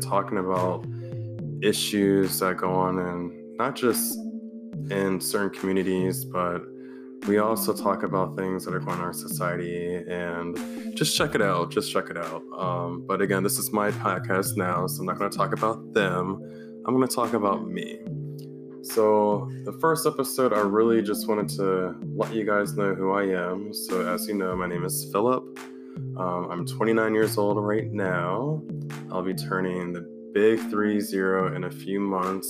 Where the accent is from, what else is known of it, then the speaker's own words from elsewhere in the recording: Maryland, United States; I'm from the East Coast. I'm from Maryland, the DMV, which is DC, Maryland, Virginia. I've been here for my whole life, going on almost 30 years